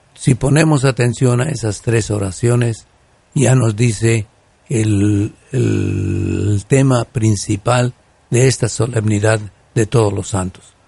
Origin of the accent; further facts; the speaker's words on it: Guanajuato, Mexico; en mi tierra de Guanajuato